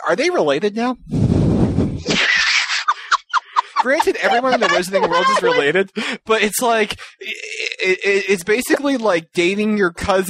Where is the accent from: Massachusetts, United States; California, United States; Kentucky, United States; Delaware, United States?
Massachusetts, United States; I'm from Massachusetts.